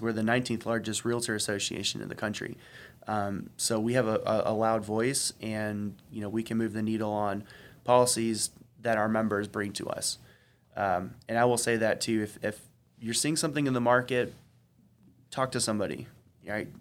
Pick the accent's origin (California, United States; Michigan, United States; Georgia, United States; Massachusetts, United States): Georgia, United States; Gwinnett County; I didn't grow up in the city. I grew up in Gwinnett.